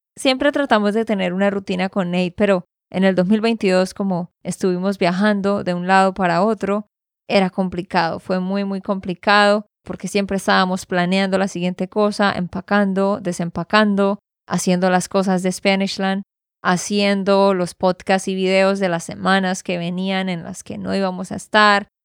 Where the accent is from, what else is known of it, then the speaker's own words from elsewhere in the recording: Santander, Colombia; de Santander, Colombia.